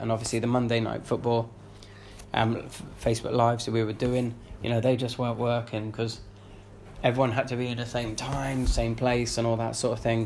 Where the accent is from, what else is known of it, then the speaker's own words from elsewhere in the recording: London, United Kingdom; moved away as an adult; now in Bristol, United Kingdom; I'm from London. You know, I grew up, you know, near near Highbury.